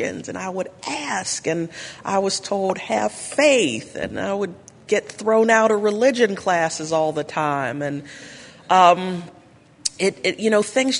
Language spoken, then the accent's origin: English; Pittsburgh, Pennsylvania, United States; I come from Pittsburgh, Pennsylvania.